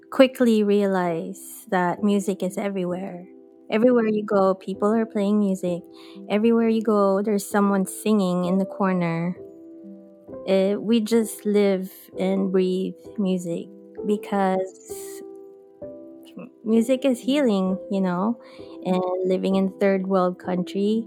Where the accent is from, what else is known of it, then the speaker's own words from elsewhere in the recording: Philippines; moved away as an adult; now in Los Angeles, United States; I am born and raised in the Philippines.